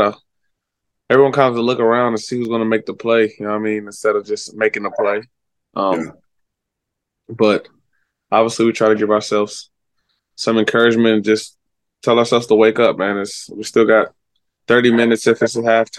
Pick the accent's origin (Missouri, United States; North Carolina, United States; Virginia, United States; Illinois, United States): Virginia, United States; moved away; I was from Virginia. Washington, D.C. was like, it's like 30, 40 minutes away from me